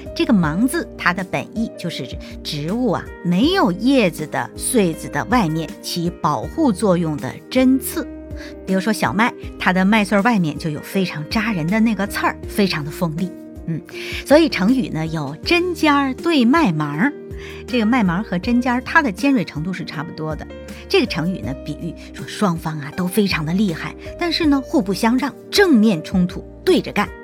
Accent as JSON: {"language": "Chinese", "country": "China", "said": "在我们中国人的骨子里"}